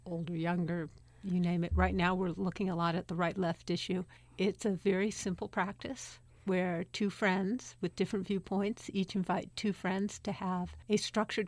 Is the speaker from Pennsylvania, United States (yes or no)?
no; Berkeley, California, United States; I was born in Berkeley and I lived other places in my 20s, but I came back